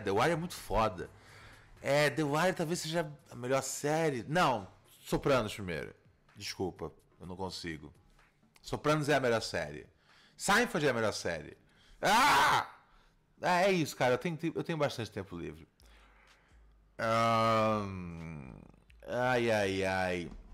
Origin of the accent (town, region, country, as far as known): Brazil